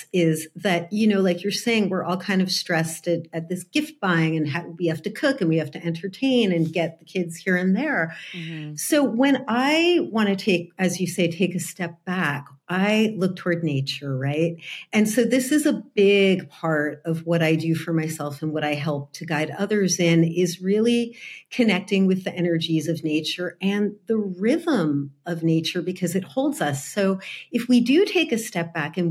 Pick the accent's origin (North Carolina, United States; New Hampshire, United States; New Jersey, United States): New Jersey, United States; moved away as an adult; now in California, United States; I grew up in New Jersey.